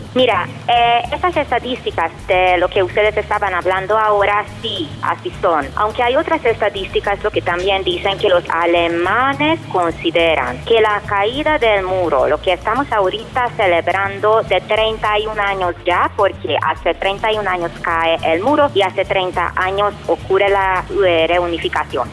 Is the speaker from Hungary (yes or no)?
yes; Hungary; moved away as an adult; vengo de Hungría y tengo 45 años